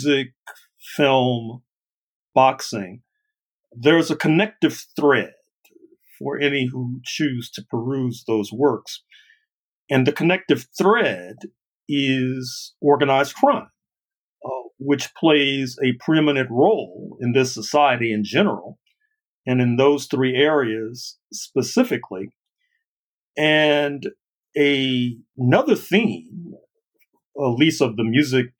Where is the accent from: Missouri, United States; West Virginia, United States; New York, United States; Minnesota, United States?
Missouri, United States; St. Louis; I grew up in St. Louis, Missouri